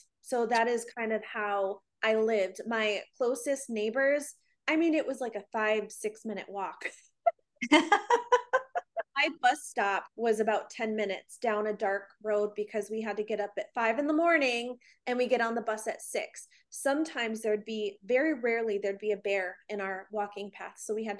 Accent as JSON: {"language": "English", "region": "Illinois", "country": "United States", "tie": "born there", "said": "So I was actually born in Illinois, and okay."}